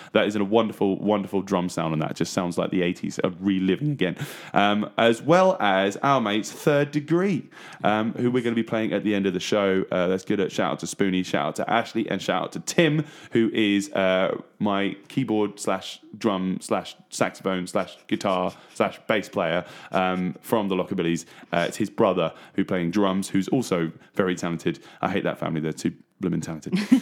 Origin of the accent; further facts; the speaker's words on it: Trimley, East of England, United Kingdom; born and bred in Trimley